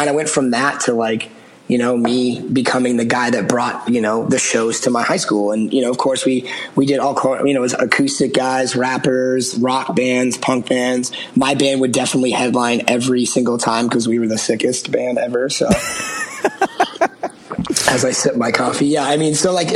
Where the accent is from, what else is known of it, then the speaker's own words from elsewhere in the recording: outside of Boston, Massachusetts, United States; I grew up outside of Boston